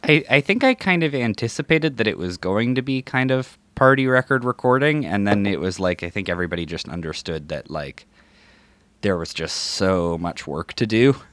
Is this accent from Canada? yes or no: yes; North Battleford, Saskatchewan, Canada; moved away; I'm from North Battleford originally.